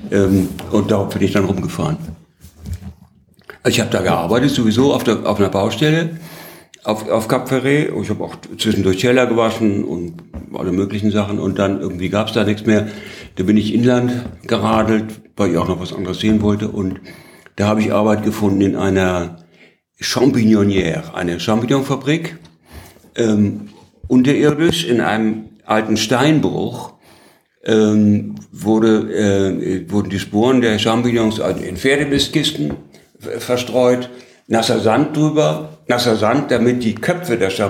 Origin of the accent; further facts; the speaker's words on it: Heidelberg, Baden-Württemberg, Germany; als ich sagte, ich bin aus Heidelberg, da ist er mir am Hals gefallen.